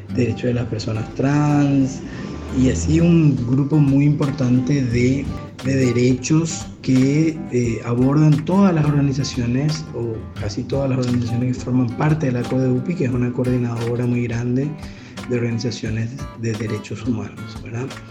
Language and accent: Spanish; Paraguay; nuestro país